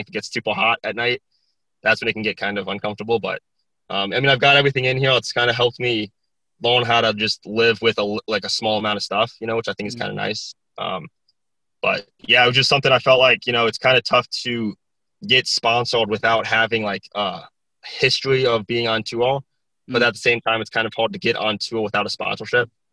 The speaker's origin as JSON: {"language": "English", "region": "South Dakota", "country": "United States", "tie": "born or raised there", "also_born_or_lived": "Texas", "moved": "yes"}